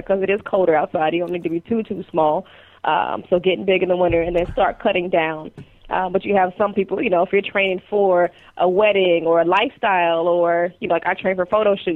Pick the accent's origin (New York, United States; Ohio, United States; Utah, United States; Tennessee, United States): Ohio, United States; now in Baltimore, United States; I'm from Ohio, but I'm out in Baltimore, Maryland now